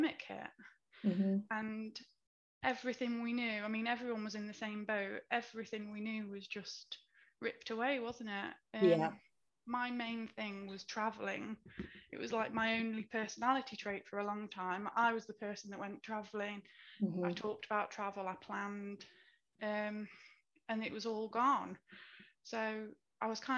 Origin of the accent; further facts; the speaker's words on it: Derby, East Midlands, United Kingdom; I'm from Derby and I work for the NHS